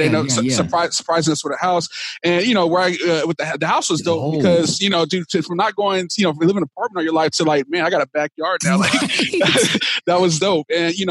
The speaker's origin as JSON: {"language": "English", "town": "Dallas", "region": "Texas", "country": "United States", "tie": "born or raised there", "moved": "yes", "lives_now": "California, United States", "said": "So I grew up in Dallas, Texas. I'm proud that I'm from Texas. I live in California now, but I'm originally from Dallas, Texas"}